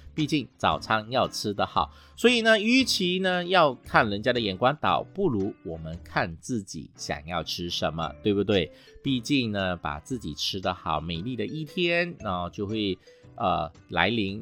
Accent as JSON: {"language": "Chinese", "country": "Malaysia", "said": "我们马来西亚人最爱吃的这个咖呀"}